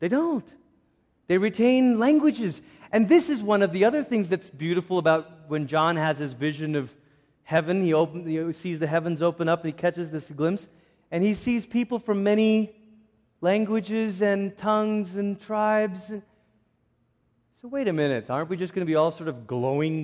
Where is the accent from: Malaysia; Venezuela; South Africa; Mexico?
Malaysia; I grew up in Malaysia